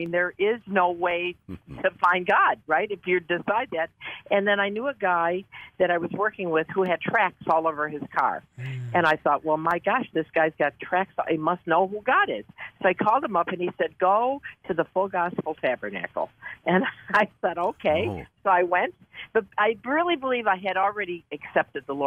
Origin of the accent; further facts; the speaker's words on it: Detroit, Michigan, United States; now in Buffalo, United States; when I was raised in Detroit